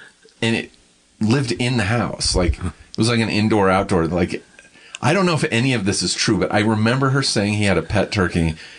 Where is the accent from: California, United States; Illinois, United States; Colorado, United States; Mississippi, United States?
California, United States; Riverside; now in Los Angeles, United States; I grew up in Riverside, but I spent a lot of time in Beaumont and Banning because my grandparents lived out here.